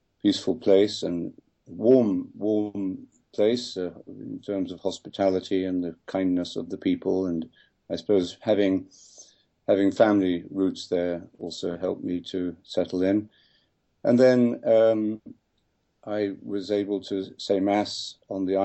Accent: London, United Kingdom; when I was growing up in London

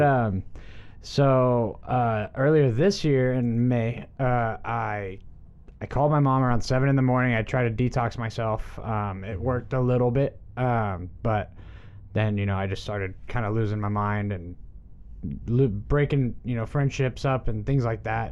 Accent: Dallas, Texas, United States; my hometown Dallas

